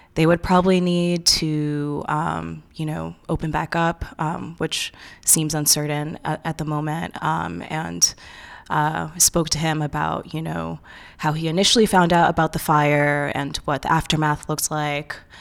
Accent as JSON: {"language": "English", "region": "New York", "country": "United States", "also_born_or_lived": "Ohio", "said": "I'm from New York, but I went to undergrad in Ohio"}